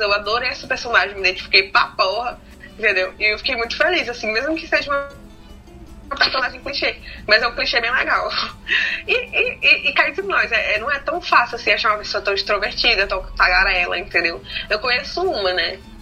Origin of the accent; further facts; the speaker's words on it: Brazil; a gente é do Brasil